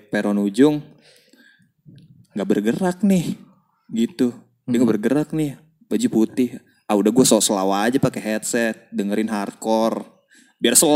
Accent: Jakarta, Indonesia; Kan kita gede di Jakarta nih ya.

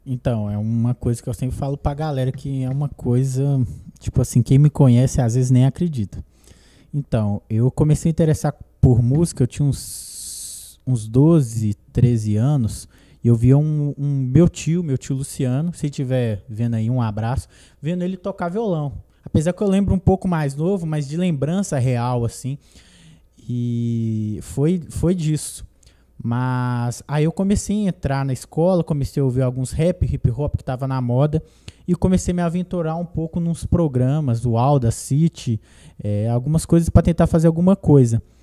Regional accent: Brazil; Eu sou de Perifa, zona, zona norte, Tupizão

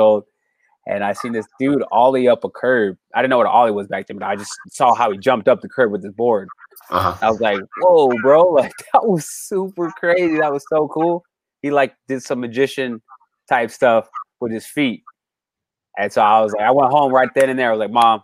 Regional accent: Long Beach, California, United States; also born or lived in Cypress, California; I grew up in Long Beach, California

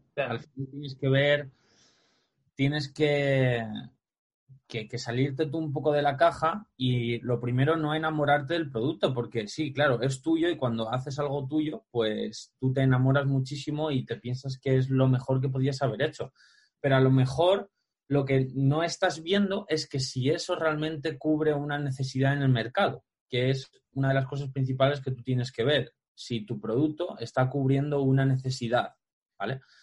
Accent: Alpedrete, Community of Madrid, Spain; me recorría todo mi pueblo, aquí en Alpedrete, toda la sierra

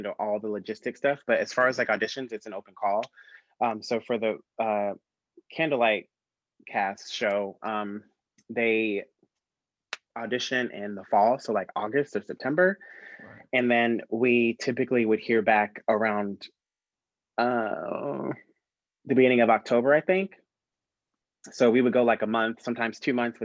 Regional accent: Brooksville, Florida, United States; I was born and raised in Florida. I was born in Brooksville, Florida, which is north of Tampa

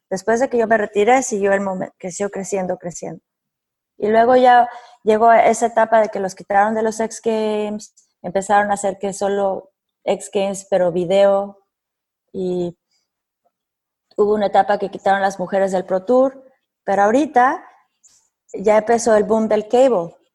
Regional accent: Mexico; No sé si soy la única mexicana

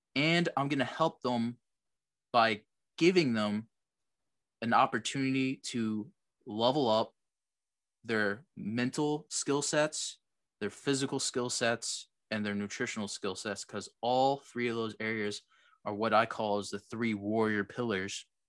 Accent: New Jersey, United States; I'm from Jersey

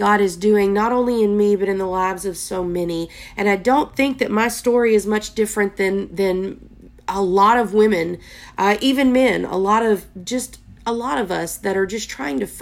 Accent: Texas, United States; I am from Texas

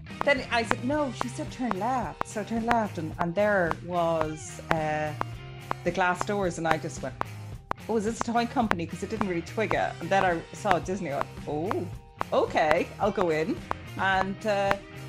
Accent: Ireland; moved away as an adult; also born or lived in Dubai; I came from Ireland

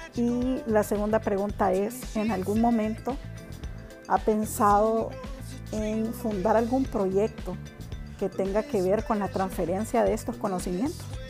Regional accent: Honduras; así como los hondureños, los centroamericanos y latinoamericanos

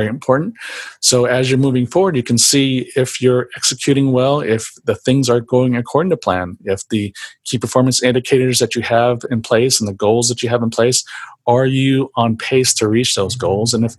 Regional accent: San Jose, California, United States; growing up in San Jose, I went to San Jose State University

